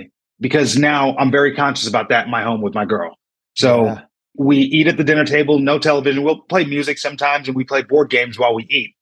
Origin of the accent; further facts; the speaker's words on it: Uniondale, New York, United States; Long Island, New York. Grew up in a town called Uniondale